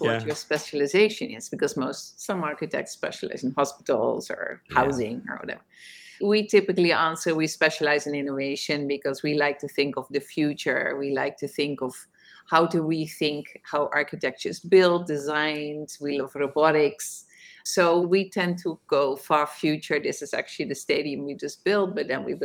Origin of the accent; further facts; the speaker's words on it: Netherlands; moved away as an adult; now in New York City, United States; although I am in New York, I'm originally from Holland. I came here to study at Columbia University, forgot to leave